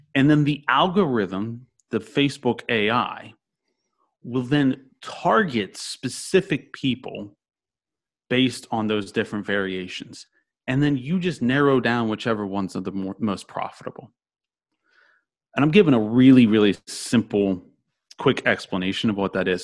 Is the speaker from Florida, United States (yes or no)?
yes; Orlando, Florida, United States; I'm from Orlando